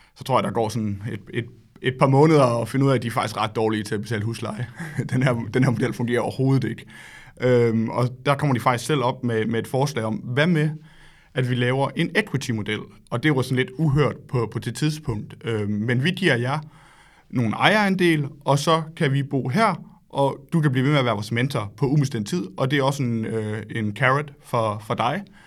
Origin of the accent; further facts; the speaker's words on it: Solbjerg, Central Denmark Region, Denmark; moved away as an adult; also born or lived in Silicon Valley, California; jeg kommer oprindeligt fra Solbjerg, lidt uden for Aarhus